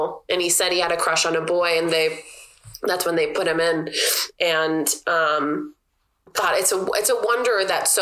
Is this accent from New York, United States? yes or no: no; Everett, Washington, United States; where I grew up in South Everett